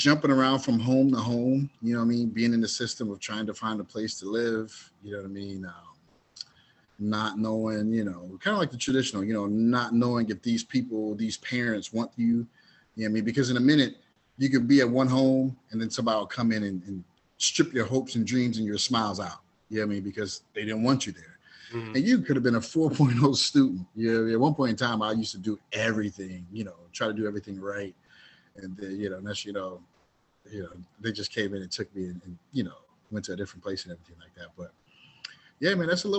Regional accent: Dayton, Ohio, United States; originally I was raised in Dayton, Ohio

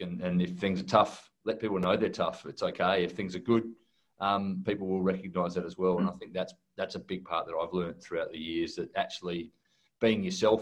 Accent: Australia; also born or lived in United Kingdom; we took that Australian culture to the UK

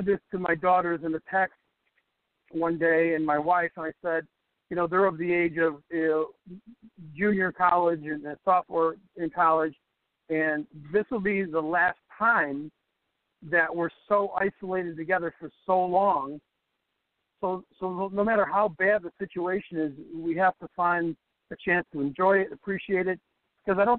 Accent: Chicago, Illinois, United States; So I'm a Chicago kid, born and raised in Chicago, South Sox. Really active in sports growing up in the South Side

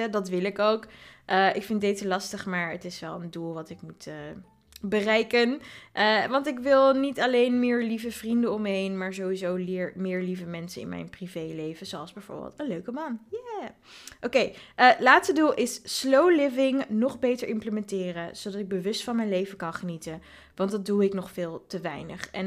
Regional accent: Voorburg, South Holland, Netherlands; Eh, ik ben zelf geboren en getogen in Voorburg, maar dat ligt echt naast Den Haag.

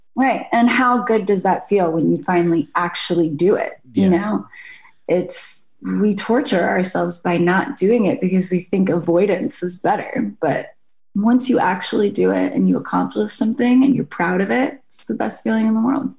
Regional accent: Jacksonville, Florida, United States; moved away; also born or lived in Shrewsbury, New Jersey; I lived in Jacksonville, Florida from the time I was five on. So that's home for me. And my parents are still in the house that I grew up in.

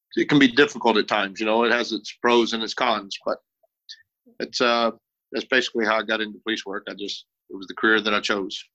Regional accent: South Texas, United States; moved away as an adult; now in Ohio, United States; I grew up in South Texas

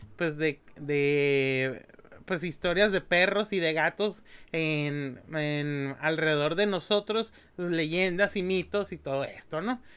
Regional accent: Mexico; somos mexicanos

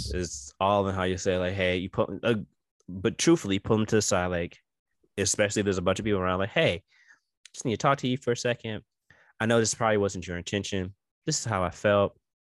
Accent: New York, United States; I am New Yorker all day

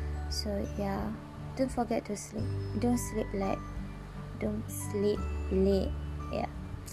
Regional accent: Malaysia; I'm from Malaysia. So now it's 2:57 a.m.

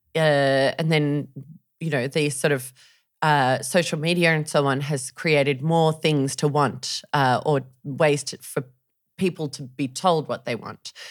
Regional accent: Sydney, New South Wales, Australia; moved away as an adult; I'm from Sydney

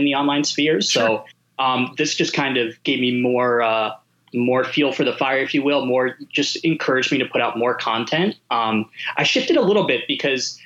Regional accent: Pennsylvania, United States; I grew up in Pennsylvania

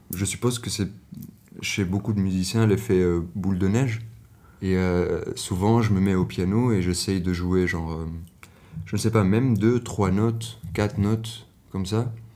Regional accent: Tunis, Tunis Governorate, Tunisia; moved away as an adult; now in Brussels, Belgium; Je viens de Tunis et euh, maintenant j'habite à Bruxelles

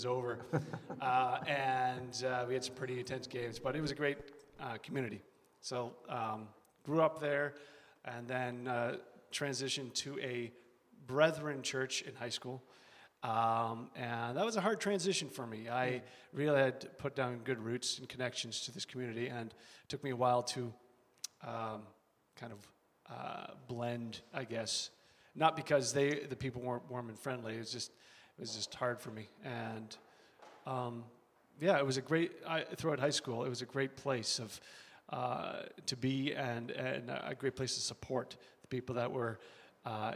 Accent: London, Ontario, Canada; moved away; I grew up on a dairy farm just outside of London, Ontario.

